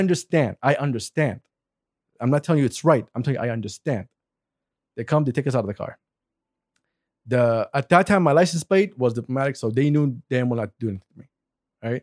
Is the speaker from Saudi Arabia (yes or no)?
yes; Saudi Arabia; moved away; Me and Hussein were Saudis.